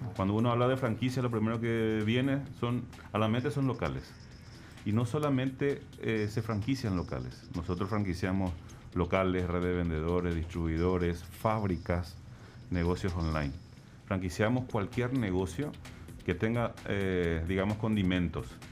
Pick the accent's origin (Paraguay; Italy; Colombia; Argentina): Paraguay; Asunción; Yo soy de Paraguay, sí. De Asunción.